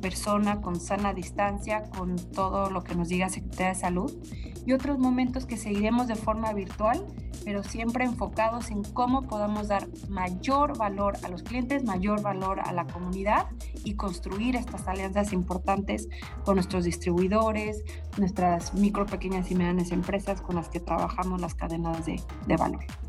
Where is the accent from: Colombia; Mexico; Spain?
Mexico; nosotros como mexicanos